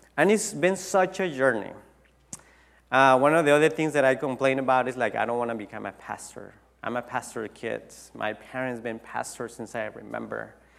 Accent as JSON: {"language": "English", "town": "Tijuana", "region": "Baja California", "country": "Mexico", "tie": "born or raised there", "second_language": "English", "moved": "as an adult", "lives_now": "United States", "said": "I went back to my hometown in Tijuana"}